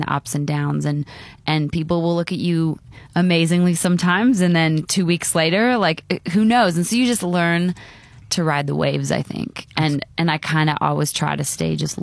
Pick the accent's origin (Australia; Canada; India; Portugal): Canada; moved away as an adult; now in Nashville, United States; I've been living in Nashville for 8 years. I'm from Canada originally